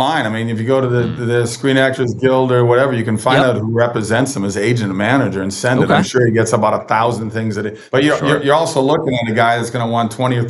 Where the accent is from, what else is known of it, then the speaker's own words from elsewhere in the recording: Minnesota, United States; I got one in my home state of Minnesota coming later this year